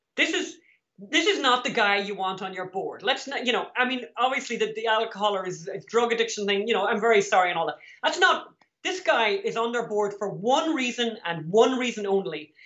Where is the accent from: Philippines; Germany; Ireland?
Ireland; We're from Ireland